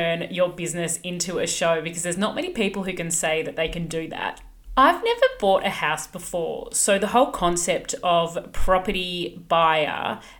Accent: Sydney, New South Wales, Australia; I'm from Sydney.

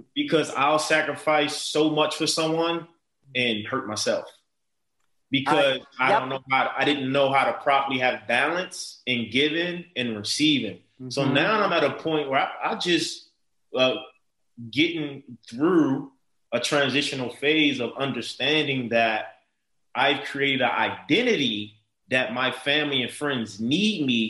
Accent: Baltimore, Maryland, United States; a man growing up in Baltimore City, tough, challenging, drug infested, violence, crime

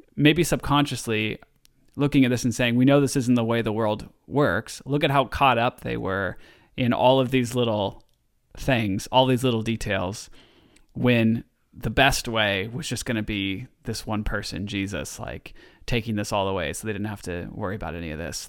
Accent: Oregon, United States; also born or lived in Southern California; I'm from Oregon

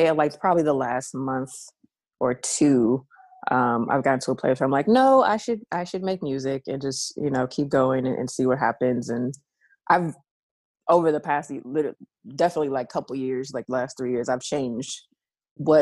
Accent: San Francisco, California, United States; Born and raised in San Francisco

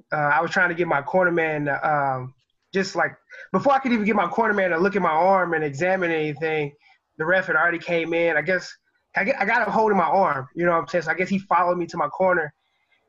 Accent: St. Louis, Missouri, United States; I'm from St. Louis

